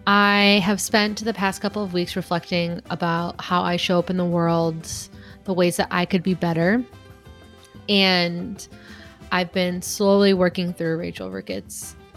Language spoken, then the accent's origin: English; Chicago, Illinois, United States; So we're both from the Chicago area.